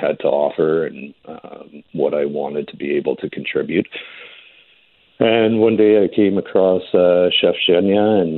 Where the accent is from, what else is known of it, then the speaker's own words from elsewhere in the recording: Edmonton, Alberta, Canada; I grew up in the Edmonton area, Lamont, Fort Saskatchewan, Sherwood Park